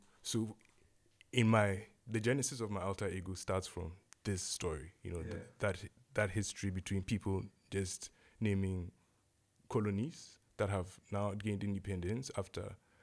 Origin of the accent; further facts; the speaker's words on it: Ghana; born there; And was born in Ghana, or the region that's now Ghana.